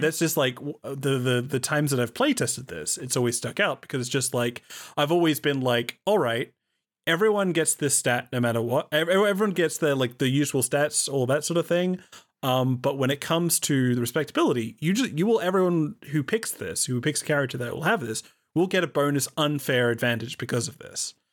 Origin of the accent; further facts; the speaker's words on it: Australia; I am an Australian